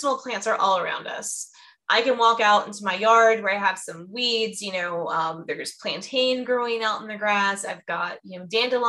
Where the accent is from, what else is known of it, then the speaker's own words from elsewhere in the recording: Fort Myers area, Southwest Florida near Sarasota, United States; now in Georgia, United States; I'm from Southwest Florida near Sarasota, Fort Myers area.